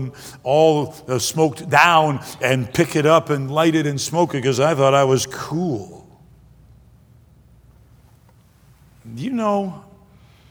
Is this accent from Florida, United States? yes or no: no; Detroit, Michigan, United States; also born or lived in Greenville, South Carolina; We left when I was about 2 years old, and I grew up most of my life in Michigan. Moved to Detroit when I was in the middle of the first grade